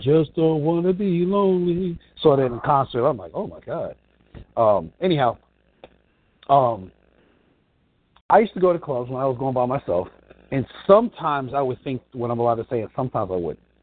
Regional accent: New York, United States; I grew up in New York

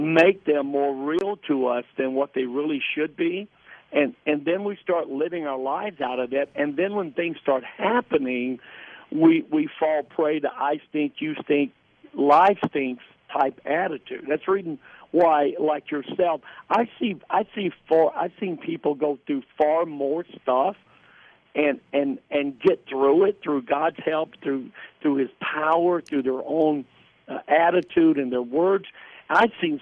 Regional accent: the South, United States; I grew up in the South

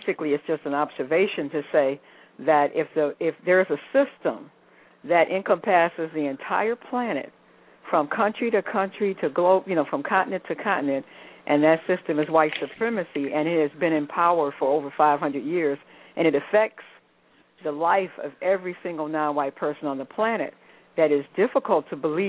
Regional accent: United States; growing up in the United States

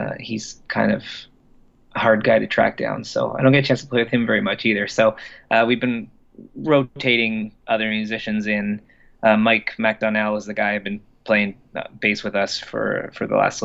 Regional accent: Orillia, Ontario, Canada; moved away; We're both from Orillia.

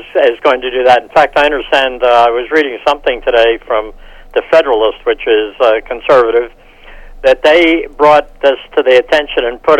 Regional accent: Philadelphia, Pennsylvania, United States; my home state of Pennsylvania. And I'm from the Philadelphia area

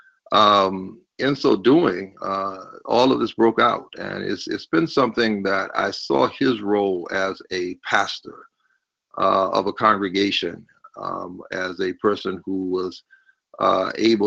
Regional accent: Orangeburg, South Carolina, United States; I grew up in Orangeburg, South Carolina

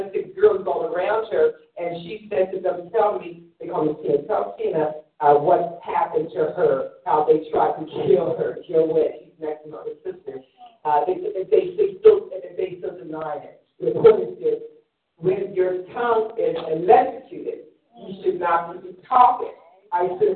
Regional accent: Philadelphia, Pennsylvania, United States; also born or lived in Germany; I was born in Philadelphia about age 1920

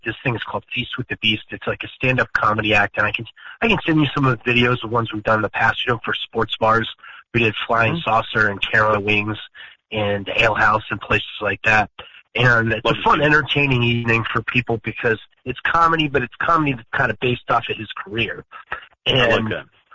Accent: Connecticut, United States; in Connecticut, in my hometown

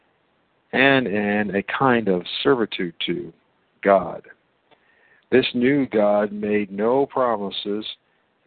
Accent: United States; I'm an American too

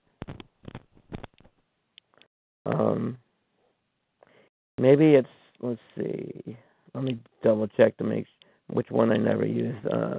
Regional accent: New York, United States; I'm from New York.

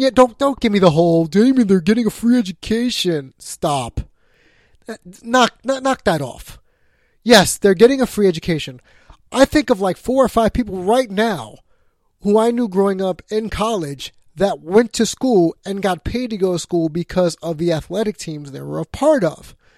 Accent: New York, United States; I'm a New Yorker

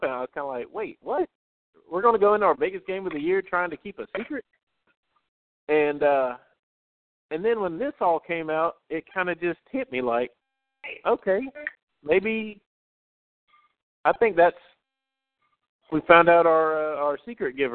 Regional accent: Harris County, Alabama, United States; I'm from Harris County, Alabama.

